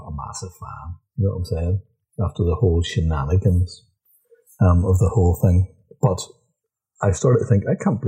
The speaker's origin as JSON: {"language": "English", "region": "Northern Ireland", "country": "United Kingdom", "said": "I'm a Northern Irish."}